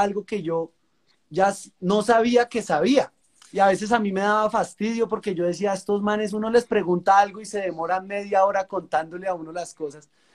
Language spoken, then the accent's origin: Spanish; La Calera, Cundinamarca, Colombia; de Colombia, de La Calera, Cundinamarca, un municipio que queda pues bien cerca a la capital, a Bogotá